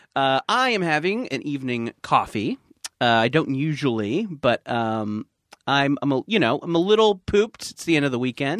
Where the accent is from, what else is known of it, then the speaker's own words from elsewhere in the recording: Orange County, California, United States; we are from Orange County